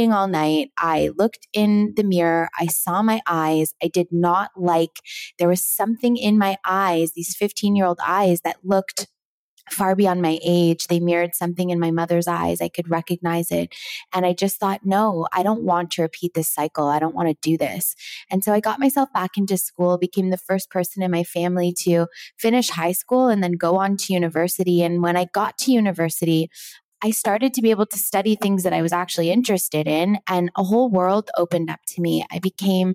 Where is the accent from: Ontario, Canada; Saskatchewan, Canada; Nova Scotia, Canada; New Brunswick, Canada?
Ontario, Canada; Toronto; I grew up in Toronto